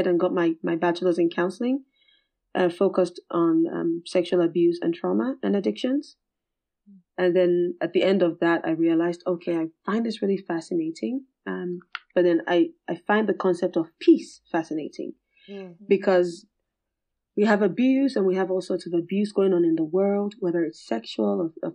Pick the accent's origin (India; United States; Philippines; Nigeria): Nigeria; I'm also from Nigeria.